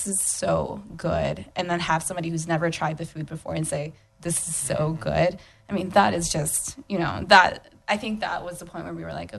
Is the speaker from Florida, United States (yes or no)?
yes; Orlando, Florida, United States; also born or lived in Peru; I grew up in Orlando for the most part. I've been here since I was in elementary school.